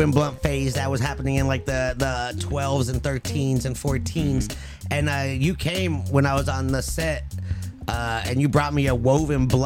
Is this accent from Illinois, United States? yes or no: no; California, United States; Growing up in SoCal